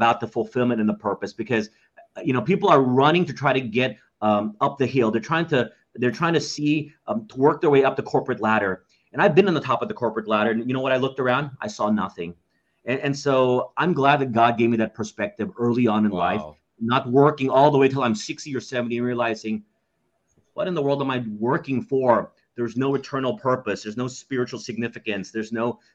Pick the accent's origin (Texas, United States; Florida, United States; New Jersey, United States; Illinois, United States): Texas, United States; Dallas; moved away as an adult; now in Philippines; our home city, which I grew up in Dallas, Texas